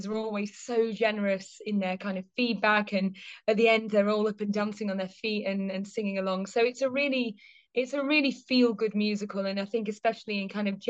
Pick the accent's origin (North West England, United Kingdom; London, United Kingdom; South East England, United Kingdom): North West England, United Kingdom; Liverpool; I grew up in Liverpool